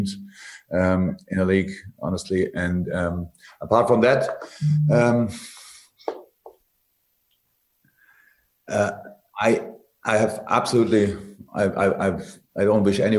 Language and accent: English; Germany; moved away; I come from Germany. I'm educated in a completely different system